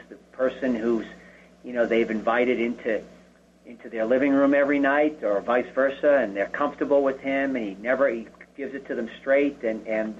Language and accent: English; Boston, Massachusetts, United States; growing up in Boston